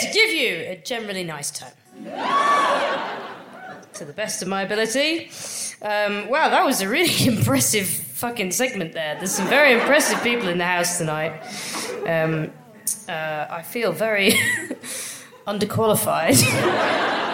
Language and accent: English; England, United Kingdom; I'm fucking English